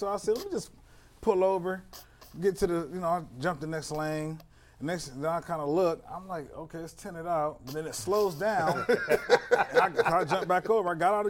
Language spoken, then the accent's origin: English; Canton, Ohio, United States; and I'm from Canton.